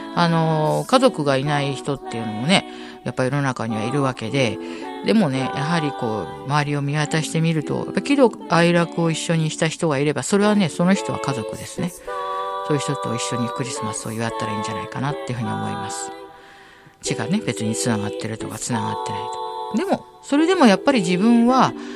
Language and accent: Japanese; Tokyo, Japan; 私の出身の、引きふ、東京墨田区